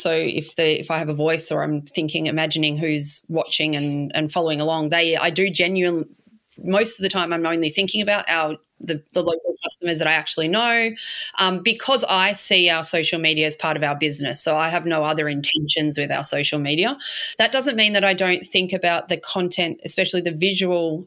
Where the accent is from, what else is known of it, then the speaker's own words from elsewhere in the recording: Melbourne, Victoria, Australia; moved away as an adult; also born or lived in Spain / Edinburgh, Scotland; now in Inverloch, Australia; I grew up in Melbourne, in St Kilda